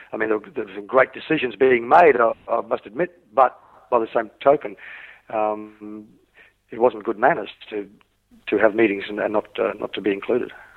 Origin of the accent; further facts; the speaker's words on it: Australia; also born or lived in Wales, United Kingdom; I was born in Wales, yes. in the United Kingdom, uh, before my family emigrated to Australia when I was five years old